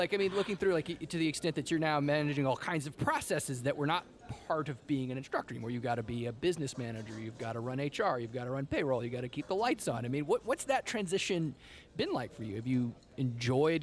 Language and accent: English; Lafayette, Louisiana, United States; I grew up here in Lafayette